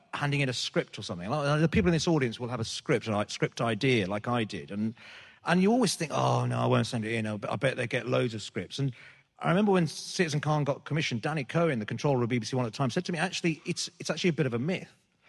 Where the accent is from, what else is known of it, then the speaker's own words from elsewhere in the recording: Birmingham, West Midlands, United Kingdom; I think it's that thing of sort of, you know, being being British Asian or being a Brummie, sort of, you know, you feel like you're away from, you're not part of anything, you're not part of London